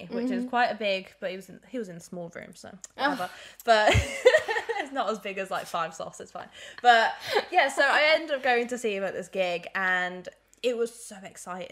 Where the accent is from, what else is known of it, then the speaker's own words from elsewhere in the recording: Birmingham, West Midlands, United Kingdom; I'm from Birmingham